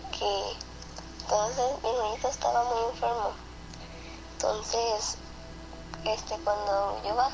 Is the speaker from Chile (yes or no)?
no; Culiacán, Sinaloa, Mexico; de Culiacán, Sinaloa